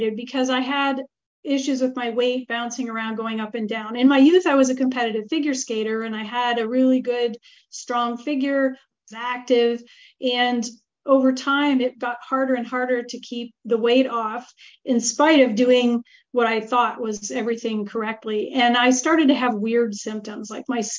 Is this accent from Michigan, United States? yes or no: yes; Marquette, Michigan, United States; born or raised there; moved away as an adult; now in Italy